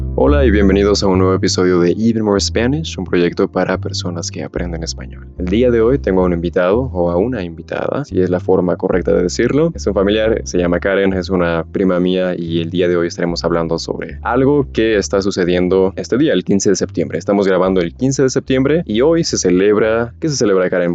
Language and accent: Spanish; Mexico; como mexicano